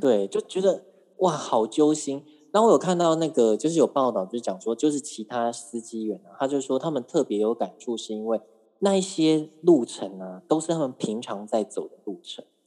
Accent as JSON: {"language": "Chinese", "country": "Taiwan", "said": "因为我们台湾人很喜欢跟大陆比较嘛"}